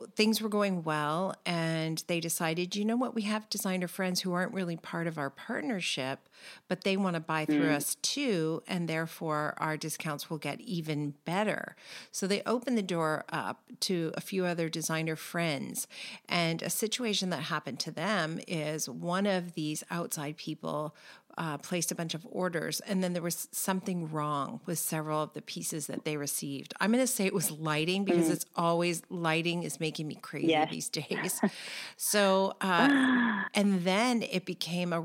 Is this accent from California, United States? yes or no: yes; California, United States; We're both from California